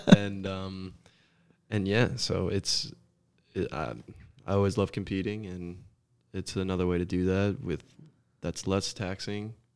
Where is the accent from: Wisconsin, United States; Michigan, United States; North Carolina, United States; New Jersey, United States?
New Jersey, United States; Scotch Plains; moved away as an adult; now in Chattanooga, United States; growing up in Jersey